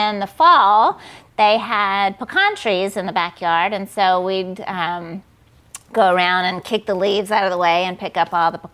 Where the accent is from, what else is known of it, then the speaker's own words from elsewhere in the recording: Columbus, Georgia, United States; moved away as an adult; also born or lived in Atlanta, Georgia; now in Nashville, United States; I grew up in Columbus, Georgia, which is a little town about an hour and a half south of Atlanta